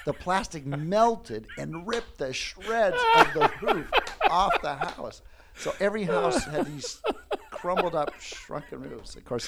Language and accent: English; Cleveland, Ohio, United States; born or raised there